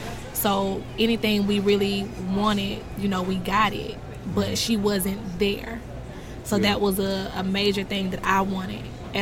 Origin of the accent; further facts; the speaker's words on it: Thomson, Georgia, United States; also born or lived in Augusta, Georgia; I was born originally at MCG. Mm-hmm. And then I was raised in Thompson, Georgia. So, right down the street.